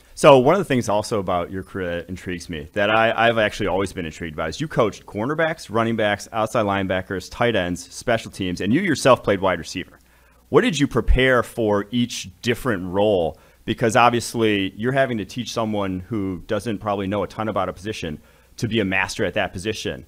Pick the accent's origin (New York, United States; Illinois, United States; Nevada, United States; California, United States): Illinois, United States; Mahomet; also born or lived in Milwaukee, Wisconsin; I grew up just outside of Champaign